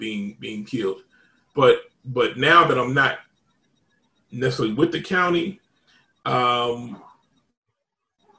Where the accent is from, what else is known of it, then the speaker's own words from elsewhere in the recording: Indianapolis, Indiana, United States; moved away; I'm originally from Indianapolis